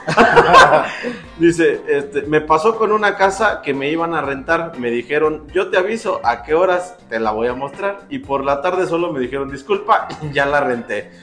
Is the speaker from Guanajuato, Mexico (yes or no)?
yes; Dolores Hidalgo, Guanajuato, Mexico; nosotros somos de Dolores Hidalgo